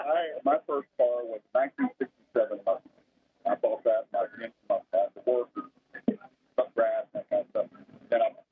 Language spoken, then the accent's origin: English; Birmingham, Alabama, United States; I'm from Birmingham, Alabama.